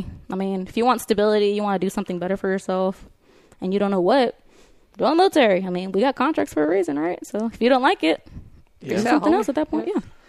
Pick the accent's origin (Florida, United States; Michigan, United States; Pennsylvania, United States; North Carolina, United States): Florida, United States; South; moved away; also born or lived in California; I always pull up my old little house that I grew up in Florida. I live in the ghetto, like for real.